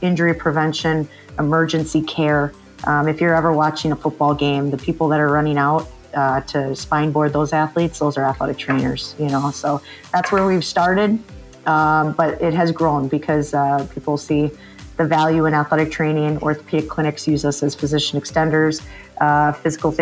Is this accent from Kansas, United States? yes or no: no; Milwaukee, Wisconsin, United States; also born or lived in Madison, Wisconsin / West Virginia; Born and raised Wisconsinite